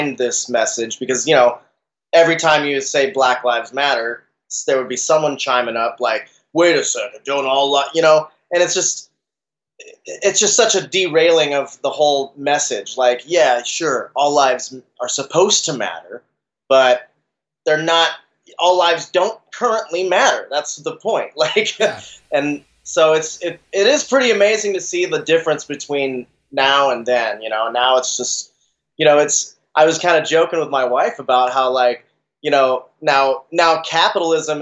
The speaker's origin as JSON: {"language": "English", "town": "Salt Lake City", "region": "Utah", "country": "United States", "moved": "yes", "said": "I'm actually from Salt Lake myself, originally."}